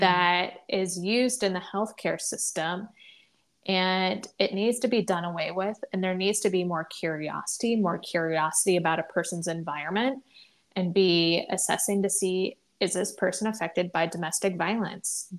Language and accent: English; Midwest, United States; also born or lived in the South; now in Northeast, United States; I currently live in the Northeast. I grew up in the Midwest. I lived for a bit of time in the South